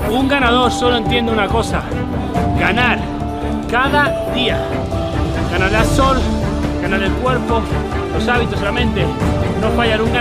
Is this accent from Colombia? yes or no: yes; Colombia; moved away as an adult; now in United States; soy un colombiano. Llegué hace cuatro años